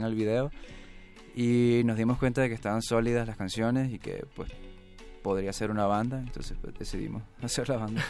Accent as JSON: {"language": "Spanish", "town": "Valencia", "region": "Carabobo", "country": "Venezuela", "tie": "born or raised there", "moved": "as an adult", "lives_now": "Mexico City, Mexico", "said": "nacimos en Venezuela, los dos en Valencia, Venezuela."}